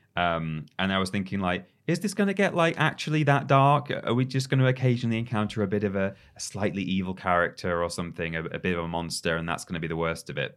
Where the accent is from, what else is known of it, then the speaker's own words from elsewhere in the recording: England, United Kingdom; as a an English person